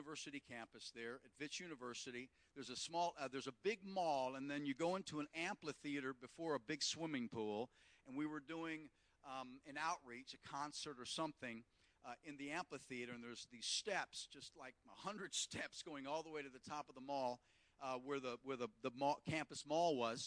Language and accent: English; United States; moved away as an adult; also born or lived in South Africa; being an American